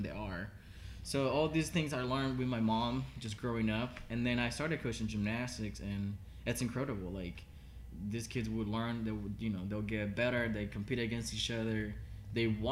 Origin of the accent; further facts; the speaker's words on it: Havana, Cuba; English is a second language; moved away as an adult; also born or lived in Miami / Orlando / Northern Kentucky; now in Kentucky, United States; I was born in Havana, Cuba